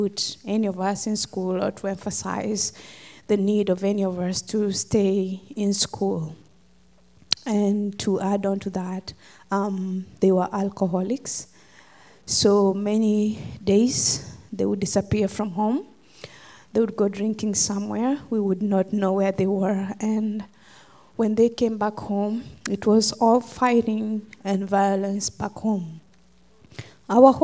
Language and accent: English; Kenya; moved away; I'm from Kenya, originally. And I grew up in a village